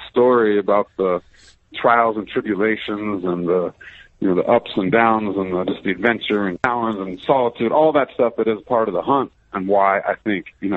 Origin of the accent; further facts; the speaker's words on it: Missoula, Montana, United States; I grew up here in Montana